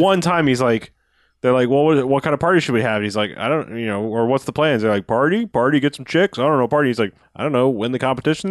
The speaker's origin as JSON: {"language": "English", "region": "Florida", "country": "United States", "said": "I'm from Florida"}